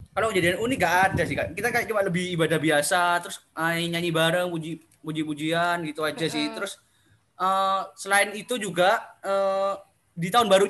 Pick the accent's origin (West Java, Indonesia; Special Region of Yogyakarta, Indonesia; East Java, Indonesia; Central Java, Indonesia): East Java, Indonesia; Probolinggo; Oh ya, sorry lupa. Aku dari Probolinggo, guys.